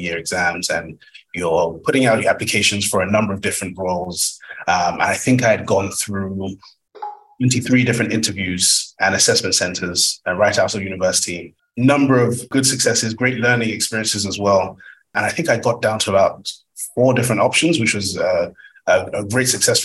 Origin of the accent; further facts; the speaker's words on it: Nigeria; I'm Nigerian by origin